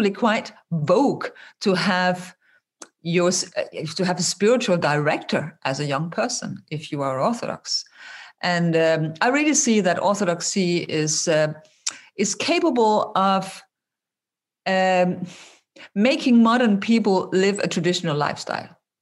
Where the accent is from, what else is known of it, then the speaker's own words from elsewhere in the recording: Denmark; I grew up in Scandinavia